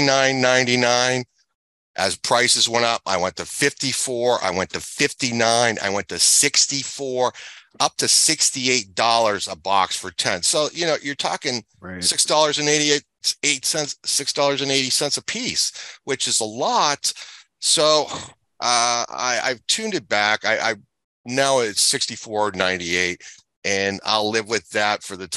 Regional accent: New England, United States; now in Florida, United States; I grew up in New England, so I've been a skier since I was 4 years old

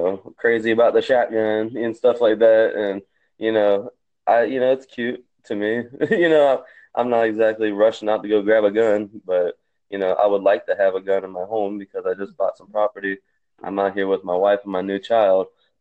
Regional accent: South Georgia, United States; I'm from South Georgia

